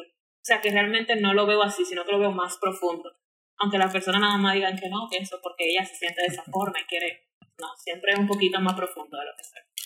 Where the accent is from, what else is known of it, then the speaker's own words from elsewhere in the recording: Santo Domingo, Distrito Nacional, Dominican Republic; Yo nací aquí en Santo Domingo, aquí capitaleña totalmente